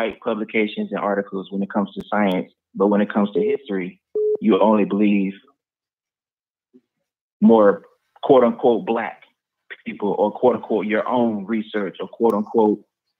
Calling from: Orlando, Florida, United States; I'm calling from Orlando, Florida.

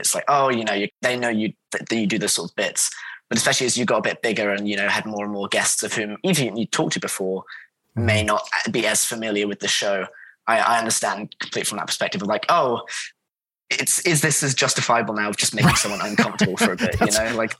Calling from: South England, United Kingdom; I'm calling from South England currently

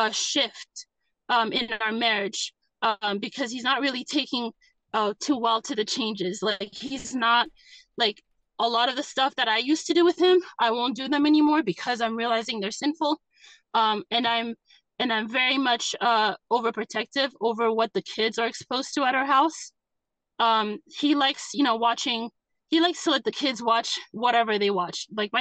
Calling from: Massachusetts, United States; I'm calling in from Massachusetts.

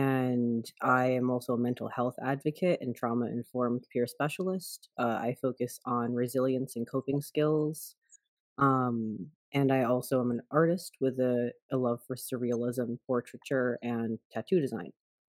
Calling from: Pearl River, New York, United States; I am zooming in from Pearl River, Munsee, Lenape land

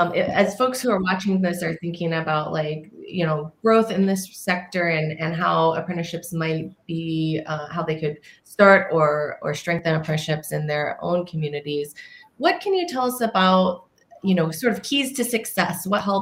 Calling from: Chicago, Illinois, United States; I'm joining you from Chicago, Illinois, where it is currently snowing

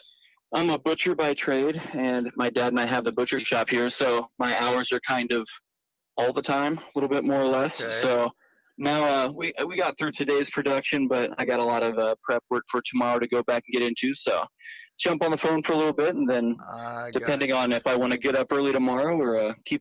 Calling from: Kansas, United States; Oh, I am here in central Kansas, in the middle of everything.

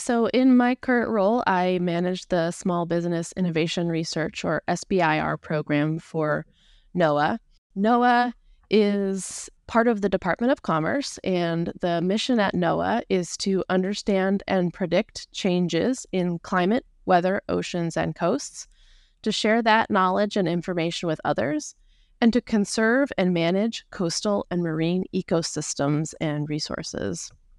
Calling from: Olympia, Washington, United States; I'm in Olympia, Washington, just south of Seattle.

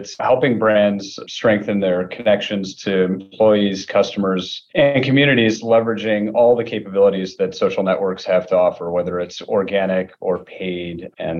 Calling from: Rochester, New York, United States; I'm joining you from Rochester, New York.

